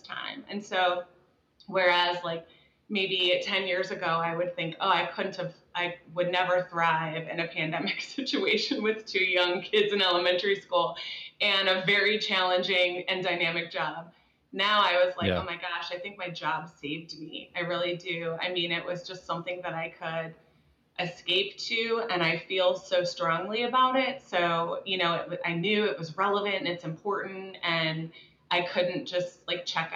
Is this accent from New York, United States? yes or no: no; Dallas, Texas, United States; also born or lived in Midwest; I grew up in Dallas.